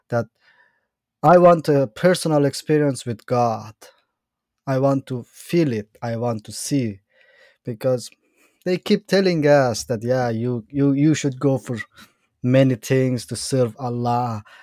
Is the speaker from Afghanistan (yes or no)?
yes; Bamyan, Afghanistan; English is a second language; also born or lived in Iran; Uh, basically, I'm from Afghanistan, from the mountain side of Afghanistan. There's a state named Bamiyan